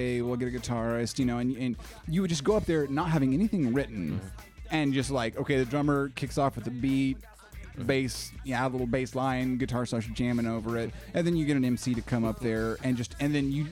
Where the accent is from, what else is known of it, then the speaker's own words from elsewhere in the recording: Tulsa, Oklahoma, United States; we're from Tulsa